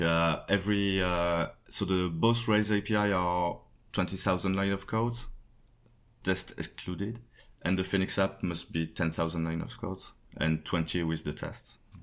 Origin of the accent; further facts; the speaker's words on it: Paris, Île-de-France, France; from Paris, France